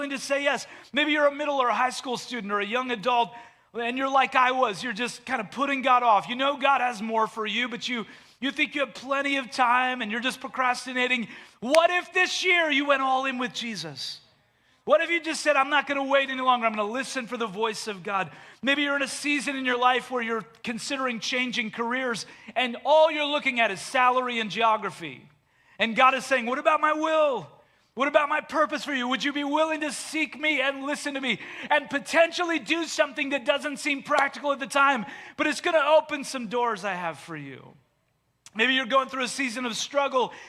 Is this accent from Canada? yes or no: yes; Canada; moved away as an adult; also born or lived in Delaware; I grew up in Canada